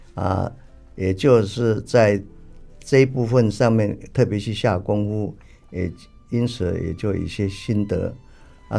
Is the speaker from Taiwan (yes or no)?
yes; Tamsui, New Taipei, Taiwan; 我出生在台湾北部的淡水，啊，家里呢可以说是世代都务农